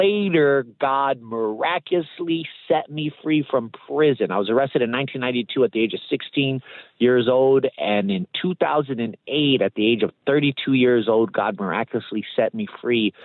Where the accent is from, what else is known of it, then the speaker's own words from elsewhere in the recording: Los Angeles, California, United States; I grew up in the Los Angeles area in the late 80s and the early 90s.